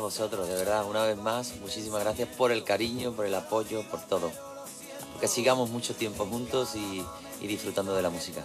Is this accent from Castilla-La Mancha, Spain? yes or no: no; Isla Cristina, Andalusia, Spain; Isla Cristina, a mi pueblo